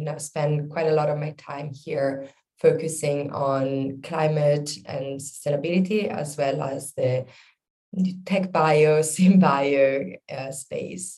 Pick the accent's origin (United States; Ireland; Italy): Italy; between Milan and Venice, northern Italy; moved away as an adult; now in London, United Kingdom; I'm originally from Italy, the north part of Italy between Milan and Venice.